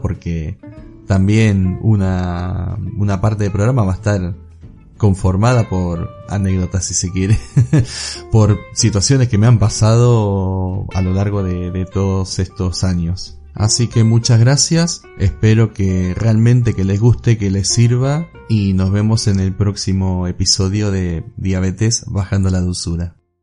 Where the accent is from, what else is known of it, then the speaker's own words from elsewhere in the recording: Olavarría, Buenos Aires Province, Argentina; soy de Olavarría, Argentina